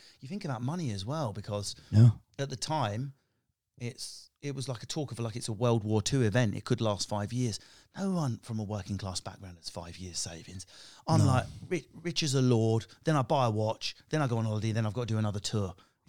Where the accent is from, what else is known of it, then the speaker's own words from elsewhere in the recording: East of England, United Kingdom; I come from Essex. I'm working class council estate.